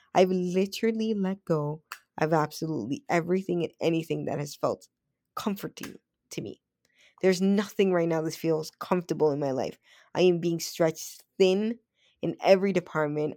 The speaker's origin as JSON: {"language": "English", "town": "Toronto", "region": "Ontario", "country": "Canada", "tie": "born or raised there", "said": "I grew up on Western Road, but my mom and I, we moved, I think it was one, two, yeah, one, two, three, four times in the same street"}